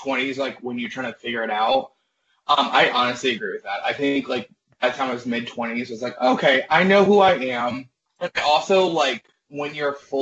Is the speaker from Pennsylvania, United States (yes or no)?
no; Maryland, United States; moved away as an adult; now in Chicago, United States; I'm originally from Maryland. Moved here to Chicago about 7.5 years ago, straight out of college